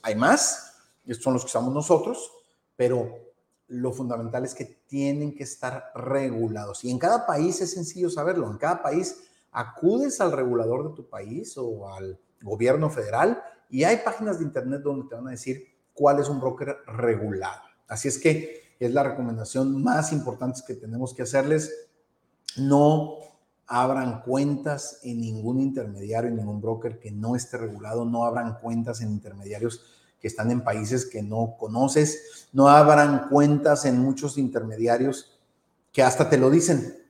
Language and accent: Spanish; Mexico; nosotros que somos mexicanos